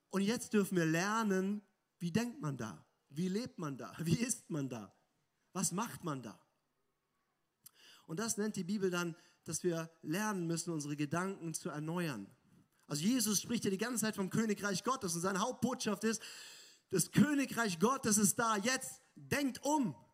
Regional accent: Germany; oder oder äh, als, als Deutsche sind wir da auch ganz gut.

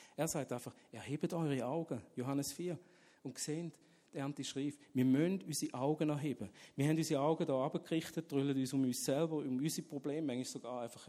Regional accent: Switzerland; Ich bin in der Schweiz aufgewachsen, und habe das Evangelium nie gehört

